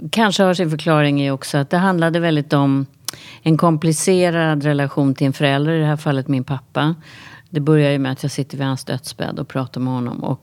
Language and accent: Swedish; Västervik, Kalmar County, Sweden; Jag kommer ju från Västervik nu och där var det också så att det var...